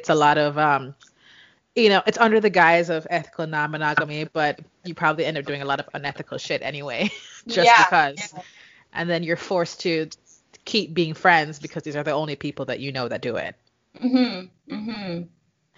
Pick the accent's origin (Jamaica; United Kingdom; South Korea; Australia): Jamaica; moved away as an adult; now in United States; growing up in Jamaica where we both grew up